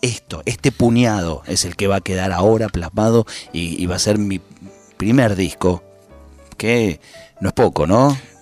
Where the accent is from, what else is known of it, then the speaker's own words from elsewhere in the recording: Ramos Mejía, Buenos Aires Province, Argentina; nos venimos los dos de Ramos Mejía.